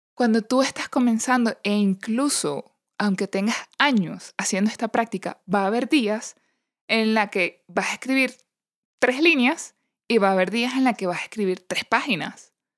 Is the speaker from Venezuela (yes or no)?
yes; Venezuela; moved away; also born or lived in Panama; cuando visitaba la colonia Tobar en mi país